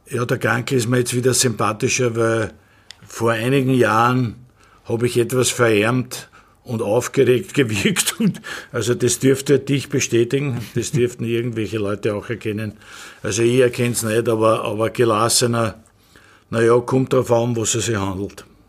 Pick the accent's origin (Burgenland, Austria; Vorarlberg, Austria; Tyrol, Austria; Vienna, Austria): Vienna, Austria; bin ich ein geborener Wiener